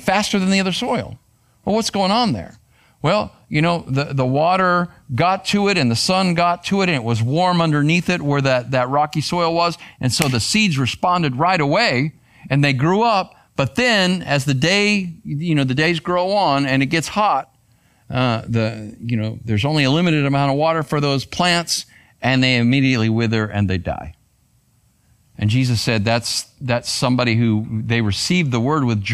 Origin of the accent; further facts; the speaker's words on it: Arizona, United States; I grew up in Arizona